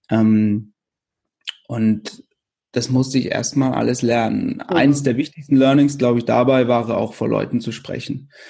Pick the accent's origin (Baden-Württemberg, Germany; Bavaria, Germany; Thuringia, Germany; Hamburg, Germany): Baden-Württemberg, Germany; Wöschbach; Das ist ein, ein kleines Dorf, also mein Heimatdorf in der Nähe von Karlsruhe eben.